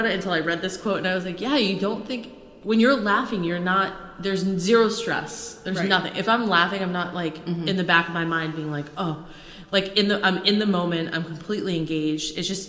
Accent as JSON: {"language": "English", "area": "Cape Cod", "region": "Massachusetts", "country": "United States", "accent": "New England", "said": "I'm from Cape Cod."}